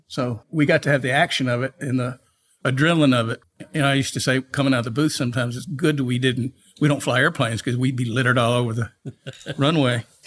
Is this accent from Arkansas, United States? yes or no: yes; North Little Rock, Arkansas, United States; I was born in Little Rock, Arkansas, raised in North Little Rock